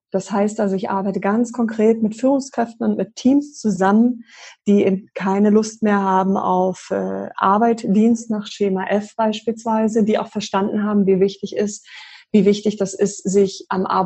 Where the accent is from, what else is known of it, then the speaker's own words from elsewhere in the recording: Berlin, Germany; born there; ich bin gebürtige Berlinerin